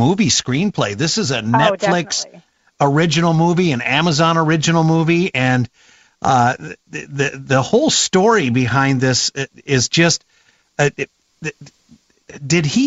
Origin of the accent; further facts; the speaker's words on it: Davenport, Iowa, United States; moved away; I grew up in the Quad Cities, Davenport